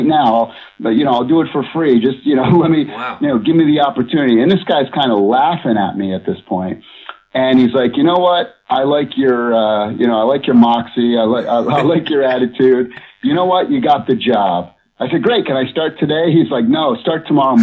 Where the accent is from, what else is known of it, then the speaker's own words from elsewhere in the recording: Massachusetts, United States; moved away as an adult; also born or lived in Los Angeles; I grew up on the East Coast of the United States, a state called Massachusetts